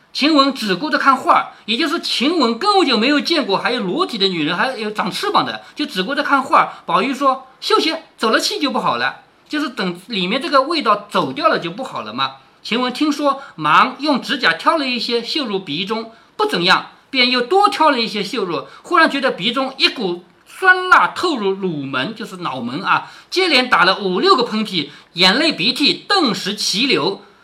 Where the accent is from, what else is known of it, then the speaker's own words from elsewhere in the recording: China; 但是这个药我们中国人不能生产